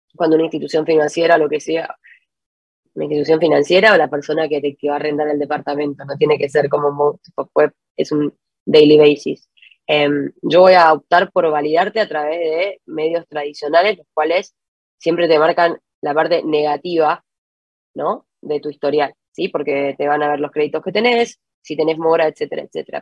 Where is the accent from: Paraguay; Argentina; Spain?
Argentina; moved away as an adult; now in Santiago, Chile; yo soy de argentina, estoy viviendo en, en Santiago hace ocho años ya.